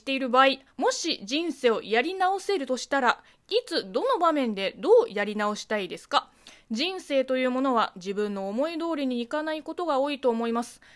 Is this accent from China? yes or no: yes; China; moved away; 中国生まれ、中国育ちの私